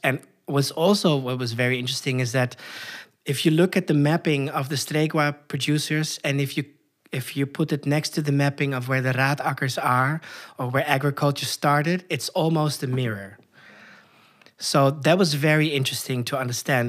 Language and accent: English; Koedijk, North Holland, Netherlands; moved away as an adult; now in Chile; I was born in the northern part of the Netherlands, uh, in a very rural area in a small village called Koedijk